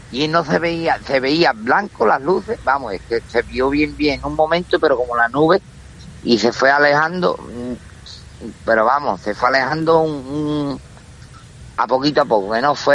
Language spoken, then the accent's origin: Spanish; Villamartín, Andalusia, Spain; now in Jerez, Spain; que yo soy de pueblo de Villamartín